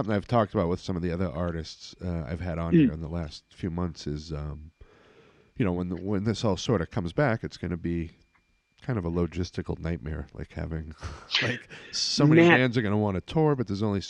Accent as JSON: {"language": "English", "town": "Swampscott", "region": "Massachusetts", "country": "United States", "tie": "born or raised there", "also_born_or_lived": "Salem, Massachusetts", "lives_now": "Wrentham, United States", "said": "I grew up in Swampscott and Salem in that area, but I live down here now."}